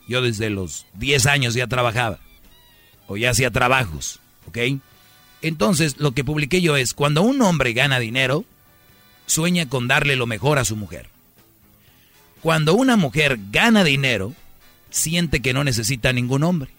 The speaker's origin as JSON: {"language": "Spanish", "town": "San Nicolás de los Garza", "region": "Nuevo León", "country": "Mexico", "tie": "born or raised there"}